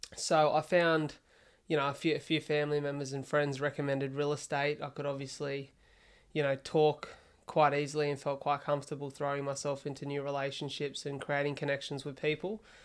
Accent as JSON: {"language": "English", "town": "Wollongong", "region": "New South Wales", "country": "Australia", "tie": "born or raised there", "also_born_or_lived": "Melbourne", "moved": "as an adult", "said": "I spent the first year in Wollongong, which was you know, my hometown"}